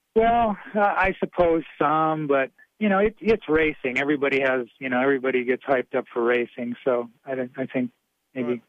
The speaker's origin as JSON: {"language": "English", "region": "Wisconsin", "country": "United States", "tie": "born or raised there", "said": "I grew up in Wisconsin."}